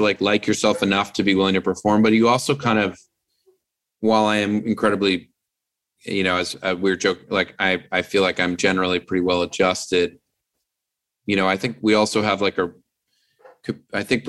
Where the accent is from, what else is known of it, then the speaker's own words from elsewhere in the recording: East Coast, United States; now in Los Angeles, United States; I'm from the East Coast and I miss my family